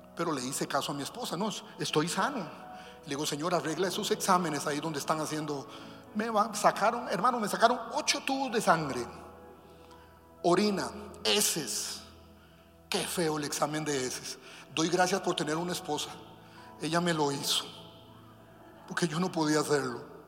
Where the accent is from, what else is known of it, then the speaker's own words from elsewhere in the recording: Costa Rica; De Costa Rica